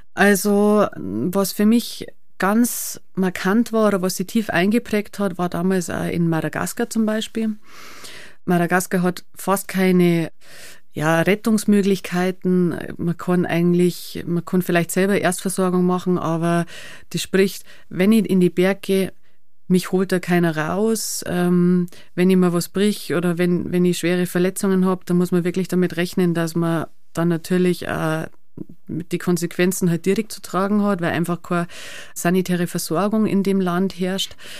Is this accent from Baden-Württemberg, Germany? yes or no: no; Schneibsteinhaus, Bavaria, Germany; Ich bin da aufgewachsen